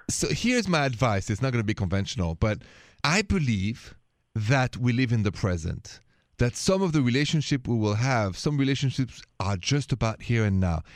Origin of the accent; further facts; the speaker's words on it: France; accent: thick French; now in United States; I'm from France. You hear that thick accent